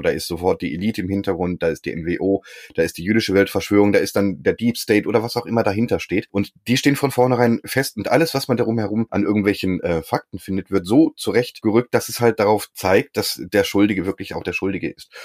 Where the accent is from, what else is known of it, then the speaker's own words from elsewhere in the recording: Berlin, Germany; ich komme auch aus Berlin